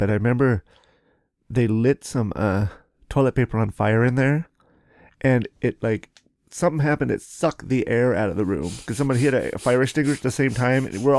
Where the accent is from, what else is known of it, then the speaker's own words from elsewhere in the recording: Seattle, Washington, United States; born there; also born or lived in Cheney; I was born in Seattle, Swedish. And then I guess my dad owned a little hamburger stand on... First Avenue downtown called the Curly Cone. This is like when I was born, like in 69. And then kindergarten, I lived in Cheney, just outside of Spokane.